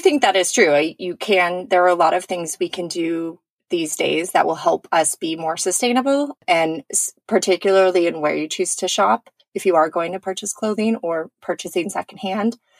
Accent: California, United States; I grew up in California

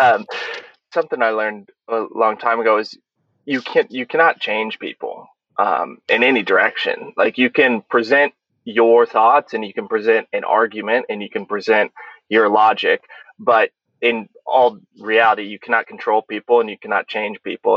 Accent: Olathe, Kansas, United States; moved away as an adult; also born or lived in Tunisia; I grew up in Kansas City, in Olathe, Kansas

